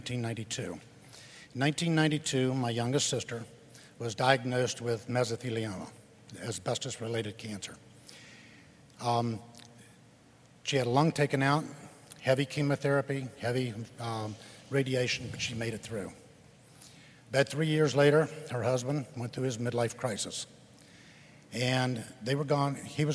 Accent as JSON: {"language": "English", "town": "Silver Spring", "region": "Maryland", "country": "United States", "said": "Silver Spring, Maryland."}